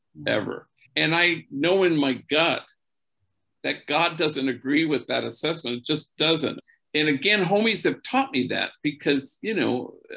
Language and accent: English; Los Angeles, California, United States; growing up in Los Angeles